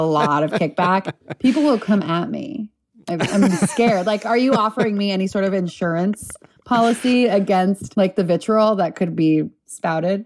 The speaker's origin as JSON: {"language": "English", "town": "Los Angeles", "region": "California", "country": "United States", "tie": "born or raised there", "said": "I grew up in Southern California, L"}